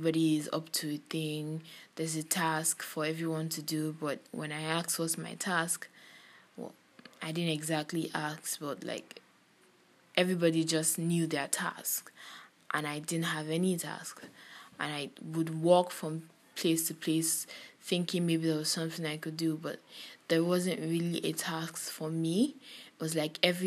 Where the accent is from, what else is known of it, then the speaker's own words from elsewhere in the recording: Kogi, Nigeria; now in Lagos, Nigeria; I am from Kogi State and I'm based in Lagos.